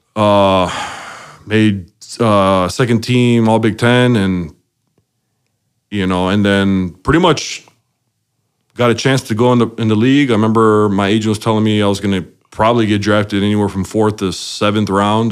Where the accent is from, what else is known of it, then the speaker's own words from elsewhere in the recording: Chicago, Illinois, United States; I was born in Chicago, uh, and man, I, I grew up uh, the youngest out of uh, five total